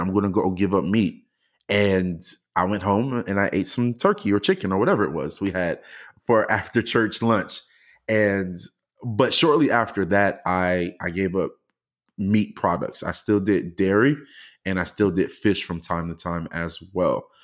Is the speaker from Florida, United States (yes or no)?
yes; Miami, Florida, United States; now in Houston, United States; I'm originally from the greatest place on earth, the United States of Miami